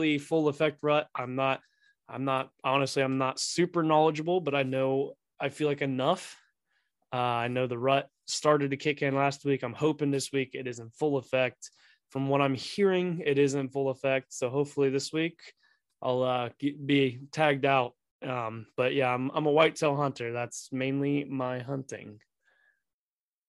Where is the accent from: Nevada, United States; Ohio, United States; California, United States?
Ohio, United States; Pataskala; also born or lived in Delaware, Ohio; I'm from Pataskala, Ohio. I went to Watkins Memorial High School